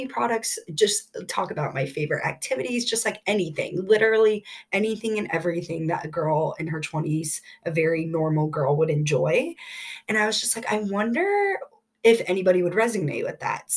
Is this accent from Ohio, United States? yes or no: yes; Columbus, Ohio, United States; I've been born and raised in Columbus, Ohio